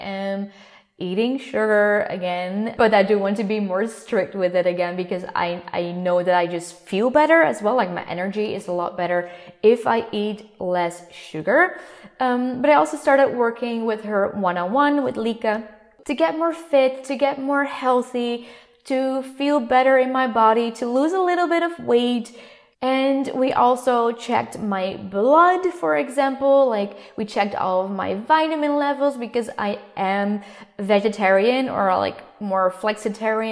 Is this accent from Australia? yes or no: no; Netherlands; first language Dutch; English is a second language; I come from the Netherlands